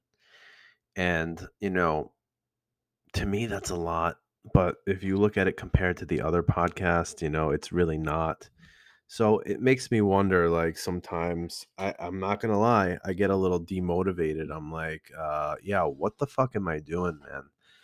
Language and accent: English; Iran; now in Elmwood Park, United States